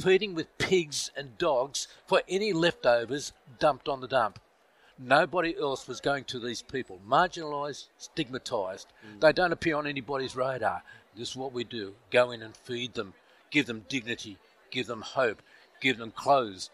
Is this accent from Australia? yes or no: yes; Australia; From Australia